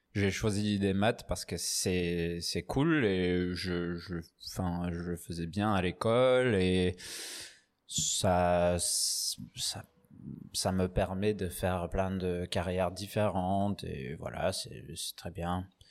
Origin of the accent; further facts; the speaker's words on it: Newcastle upon Tyne, North East England, United Kingdom; French is a second language; moved away as an adult; also born or lived in Edinburgh / Paris / Aix-en-Provence; now in France; je suis anglais. Anglais du Newcastle. J'ai fait mes études à Édimbourg